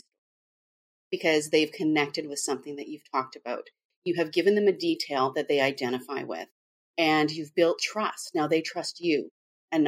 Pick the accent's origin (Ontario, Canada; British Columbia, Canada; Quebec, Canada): British Columbia, Canada; Vancouver; I'm from Vancouver, Canada, very different place.